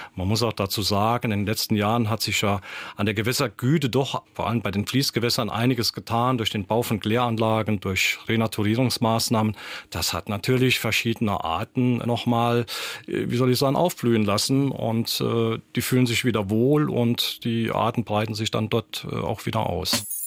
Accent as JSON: {"language": "German", "region": "Saarland", "country": "Germany", "also_born_or_lived": "Hasborn", "said": "bei uns im Saarland"}